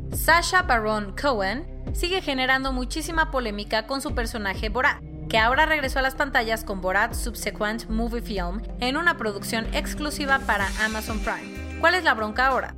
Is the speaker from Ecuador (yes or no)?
no; Mexico